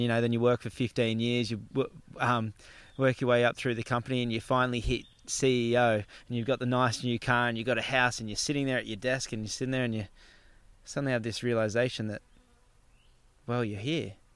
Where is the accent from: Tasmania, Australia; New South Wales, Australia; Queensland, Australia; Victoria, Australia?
Queensland, Australia; Gold Coast; Palm Beach where I grew up on the Gold Coast